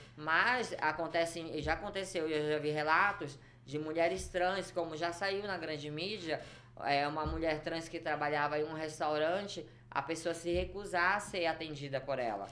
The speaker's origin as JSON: {"language": "Portuguese", "town": "Belém", "region": "Pará", "country": "Brazil", "tie": "born or raised there", "said": "Eu nasci em Belém do Pará."}